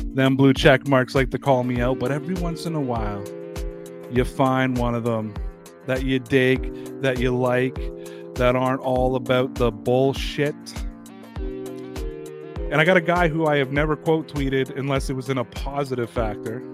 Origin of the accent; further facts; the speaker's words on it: Toronto, Ontario, Canada; I'm from Toronto.